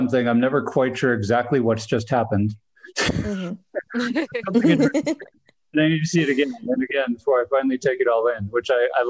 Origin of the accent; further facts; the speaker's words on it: Wisconsin, United States; So I'm originally from Wisconsin.